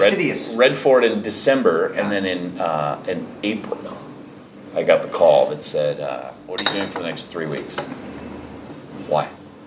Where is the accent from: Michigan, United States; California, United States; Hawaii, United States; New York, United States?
Hawaii, United States; Honolulu; also born or lived in Valparaiso, Indiana; now in Los Angeles, United States; I'm born and raised in Hawaii